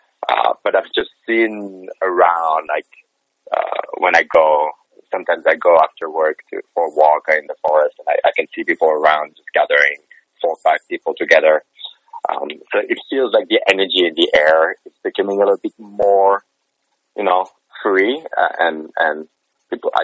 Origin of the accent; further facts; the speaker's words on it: Fribourg, Switzerland; moved away as an adult; also born or lived in United States; I'm in Switzerland right now, in the town of Fribourg, which is my hometown